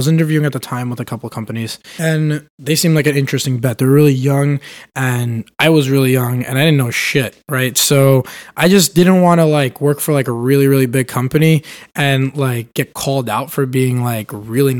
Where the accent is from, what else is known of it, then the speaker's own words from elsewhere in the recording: New York City, New York, United States; now in San Francisco, United States; I grew up in Brooklyn, New York